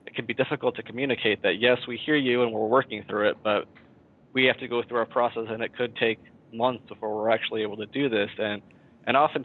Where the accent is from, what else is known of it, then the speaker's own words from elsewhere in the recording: Mount Vernon, Iowa, United States; I grew up in Mount Vernon, Iowa